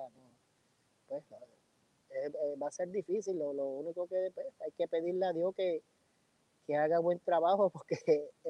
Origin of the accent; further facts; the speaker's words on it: Puerto Rico; yo, yo soy de un barrio de, de Tobalta, barrio Bucarabón, y muy orgulloso.